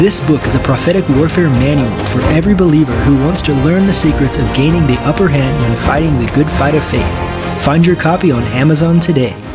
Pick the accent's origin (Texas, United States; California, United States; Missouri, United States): Missouri, United States; Northwest; now in Sao Paulo, Brazil; I grew up in Missouri, in Northwest Missouri